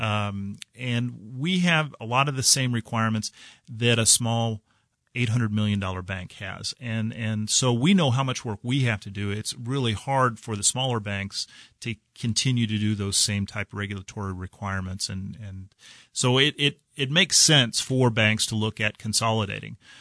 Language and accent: English; Dodge City, Kansas, United States; also born or lived in Atchison, Kansas; now in Kansas City, United States; I grew up in Dodge City, Kansas